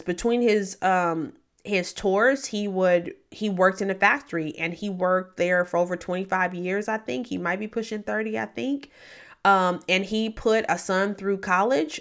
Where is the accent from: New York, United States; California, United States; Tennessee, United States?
Tennessee, United States; Memphis; moved away; I grew up mainly in Memphis, Tennessee, but I've lived a lot of places.